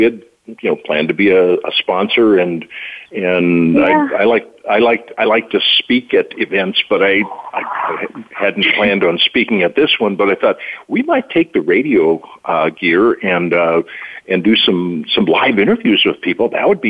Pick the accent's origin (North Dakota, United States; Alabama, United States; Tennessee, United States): North Dakota, United States; I'm from North Dakota